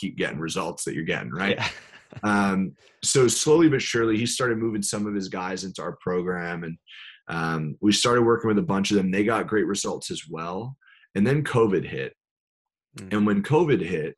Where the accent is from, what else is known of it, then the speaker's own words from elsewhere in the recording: New York, United States; I'm from New York